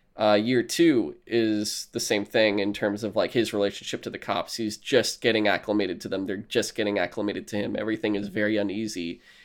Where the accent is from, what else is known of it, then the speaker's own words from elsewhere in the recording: New York, United States; I don't know why I'm from New York, but this is how it's going to be.